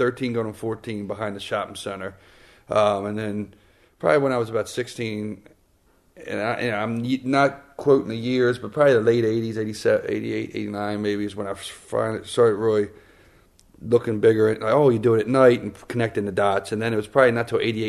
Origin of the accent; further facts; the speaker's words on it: Baltimore, Maryland, United States; I'm from Baltimore. It's, you know, I got a Baltimore flair